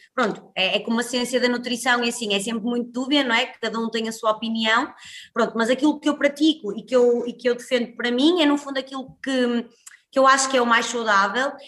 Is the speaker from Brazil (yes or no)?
no; Guimarães, Norte, Portugal; moved away as an adult; now in Porto, Portugal; sou natural de Guimarães, mas vivo no Porto já desde que vim para a faculdade